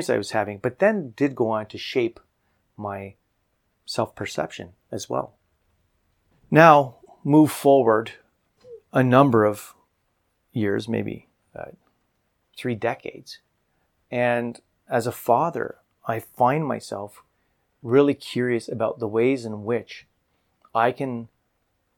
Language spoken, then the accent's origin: English; Canada; me as a Canadian